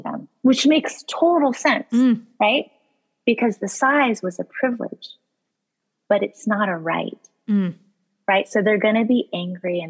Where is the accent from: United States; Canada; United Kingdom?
United States; Colorado; now in Boston, United States; I was born and raised in Colorado